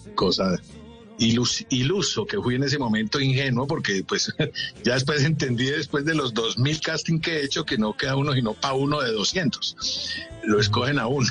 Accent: Manizales, Caldas, Colombia; tenía un tío arquitecto en Manizales, de donde yo soy oriundo

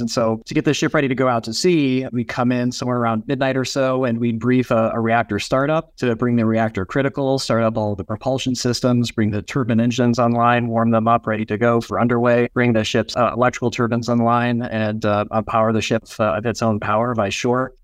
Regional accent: Nebraska, Minnesota, United States; Growing up in Ag, family farm, Nebraska, and Minnesota where I grew up

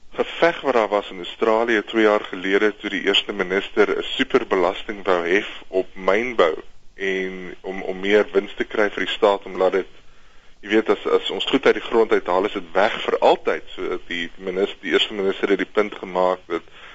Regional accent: South Africa; ons as Suid-Afrikaners

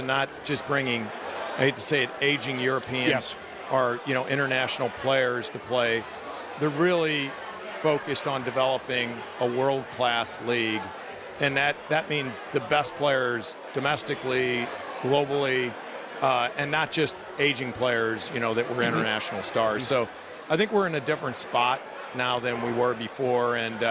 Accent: St. Louis, Missouri, United States; both of us growing up in St. Louis

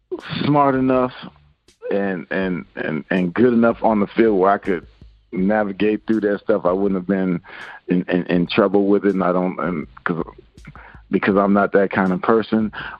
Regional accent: Seattle, Washington, United States; also born or lived in Virginia; Well, I'm originally from Seattle. My dad finished with the Redskins, and so I moved to Virginia. And so that's when I went from Virginia to Texas.

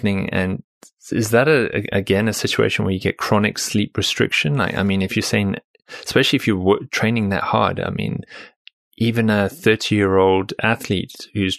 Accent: South Africa; moved away; I'm originally from South Africa

